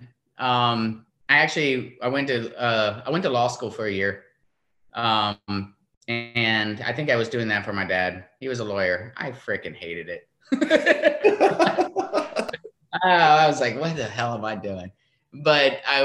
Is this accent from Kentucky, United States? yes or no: no; Florida, United States; our family's beach music growing up in Florida